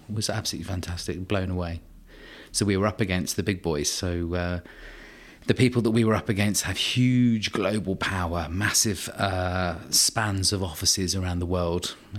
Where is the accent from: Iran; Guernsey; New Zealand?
Guernsey; I'm a Guernsey boy. I was born in Guernsey, grew up in Guernsey. I have a very sort of clear understanding of how an island mentality works.